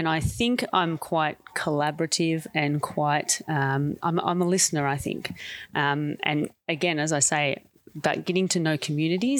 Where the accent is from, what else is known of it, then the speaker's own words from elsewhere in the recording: Sale, Victoria, Australia; moved away as an adult; now in Melbourne, Australia; I'm from Gippsland, which is about 2.5 hours or 3 hours east of here. And I went to a Mara school, actually, myself, in Sale